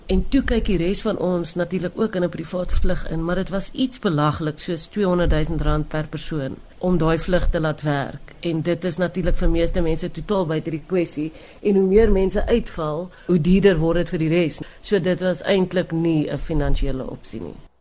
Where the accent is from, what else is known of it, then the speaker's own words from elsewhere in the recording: South Africa; Ons is almal Suid-Afrikaners wat net terug wil kom na ons land toe